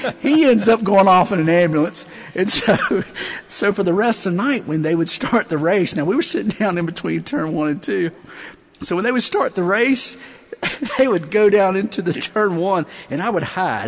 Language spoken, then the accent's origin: English; Eastern North Carolina, United States; I grew up in Eastern North Carolina